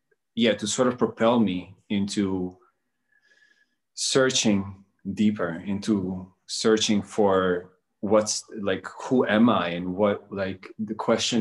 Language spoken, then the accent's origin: English; Netherlands; also born or lived in Bosnia and Herzegovina; I was born in Bosnia, and I grew up in Holland for a majority of my life. I moved there as when I was a kid